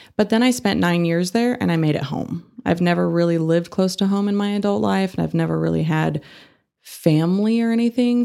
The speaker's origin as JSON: {"language": "English", "town": "Fort Worth", "region": "Texas", "country": "United States", "tie": "born or raised there", "also_born_or_lived": "North Carolina", "moved": "as an adult", "lives_now": "Amarillo, United States", "said": "I grew up in Fort Worth"}